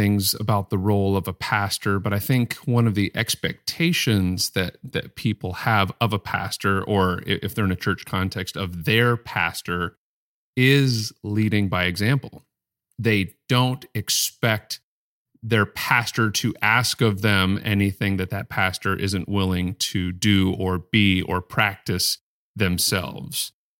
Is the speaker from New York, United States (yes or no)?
no; Mesa, Arizona, United States; born there; I was born in Mesa, Arizona, which is Spanish for table.